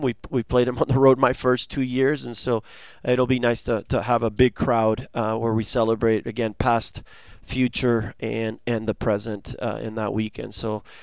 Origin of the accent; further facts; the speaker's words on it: Argentina; now in United States; I was born in Argentina